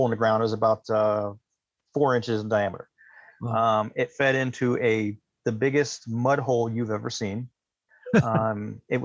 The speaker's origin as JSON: {"language": "English", "area": "Takoma Park, Maryland", "region": "West Virginia", "country": "United States", "tie": "born or raised there", "said": "I was born in Takoma Park, Maryland. I moved to West Virginia when I was in sixth grade"}